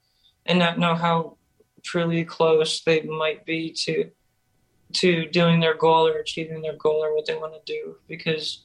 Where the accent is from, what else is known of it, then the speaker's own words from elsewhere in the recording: Davison, Michigan, United States; I'm from Davidson, Michigan